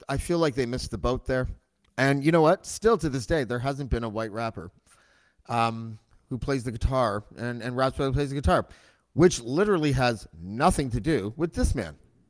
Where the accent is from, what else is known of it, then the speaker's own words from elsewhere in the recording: Whitby, Ontario, Canada; I grew up in Oshawa Whitby. So we probably had a similar upbringing.